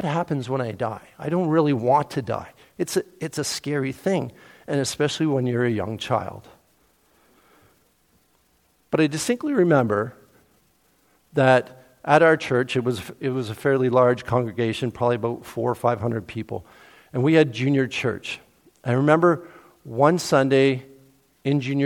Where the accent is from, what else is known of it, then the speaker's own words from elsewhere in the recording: Cambridge-Brantford area, Ontario, Canada; now in Peterborough, Canada; I grew up in the Cambridge-Brantford area